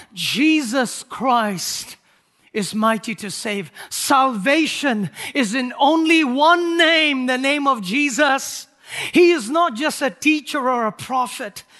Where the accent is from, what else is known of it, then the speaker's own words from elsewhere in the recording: Nagaland, India; moved away as an adult; I was born and raised in India the first, uh, twenty years of my life. Our people were called Nagas